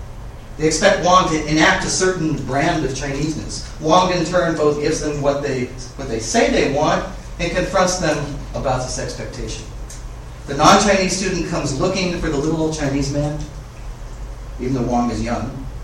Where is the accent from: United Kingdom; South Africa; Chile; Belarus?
United Kingdom; accent: British; While I was in Canada, I was picked on quite a bit because I'm part Indian, you know, East Indian, not North American Indian, and because of my British accent.